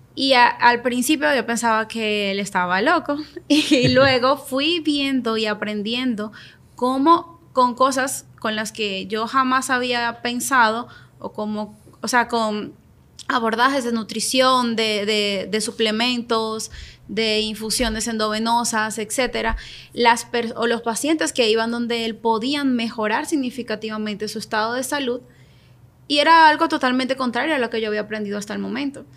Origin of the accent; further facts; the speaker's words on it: Venezuela; moved away as an adult; yo soy venezolana, llegué a este país hace cinco años, seis años